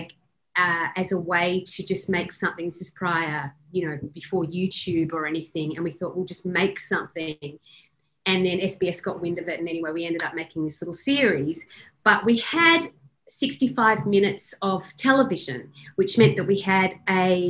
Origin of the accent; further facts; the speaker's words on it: Sydney, New South Wales, Australia; moved away as an adult; now in Melbourne, Australia; I'm from Sydney and I'd moved to Melbourne